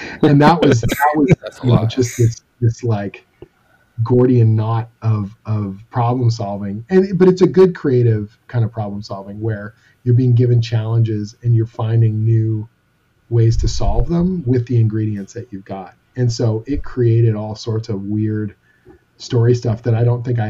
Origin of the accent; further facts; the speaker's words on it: Canada; I'm Canadian